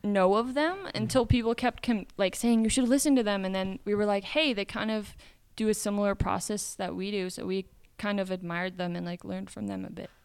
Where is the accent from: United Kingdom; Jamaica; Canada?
Canada; Midwest of Canada, Canadian Prairies; moved away as an adult; also born or lived in Phoenix, Arizona / Brazil; now in United States; I grew up in the Midwest of Canada